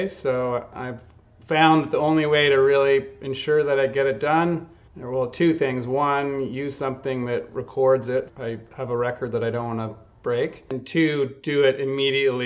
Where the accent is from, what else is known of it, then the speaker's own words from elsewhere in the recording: Quebec, Canada; moved away as an adult; also born or lived in Germany; now in United States; I'm an undercover Canadian, I guess now officially American. Been down here about half my life, but I grew up in the country about an hour from Montreal in Quebec.